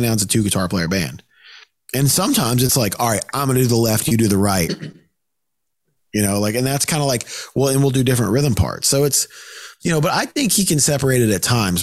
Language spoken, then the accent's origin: English; the South, United States; I'm from the South